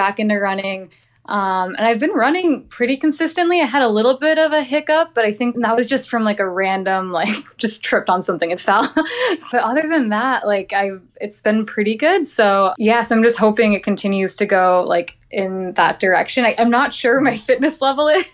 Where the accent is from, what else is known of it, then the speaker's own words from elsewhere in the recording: Midwest, United States; moved away as an adult; also born or lived in East Coast / Arizona; I grew up in the Midwest, so I didn't know what dry heat was like.